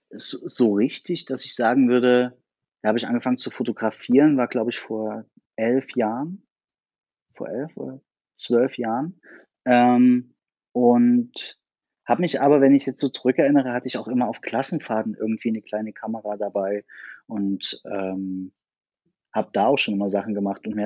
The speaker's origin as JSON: {"language": "German", "town": "Chemnitz", "region": "Saxony", "country": "Germany", "tie": "born or raised there", "also_born_or_lived": "Berlin", "said": "gebürtiger Chemnitzer, wohne in Chemnitz und Berlin"}